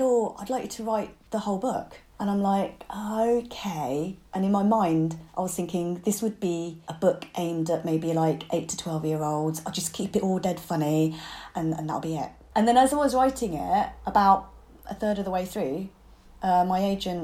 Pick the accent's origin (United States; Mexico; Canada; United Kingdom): United Kingdom; being a British Chinese kid, not fitting in at home from being too Western and not fitting in at school for being too Chinese.